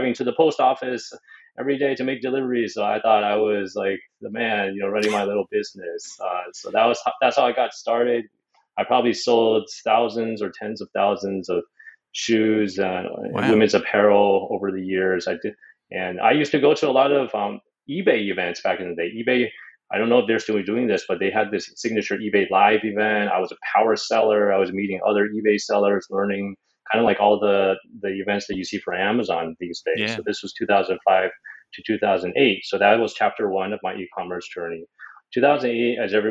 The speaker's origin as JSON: {"language": "English", "town": "Los Angeles", "region": "California", "country": "United States", "tie": "born or raised there", "moved": "yes", "said": "I'm from Los Angeles, born and raised there, went to school there"}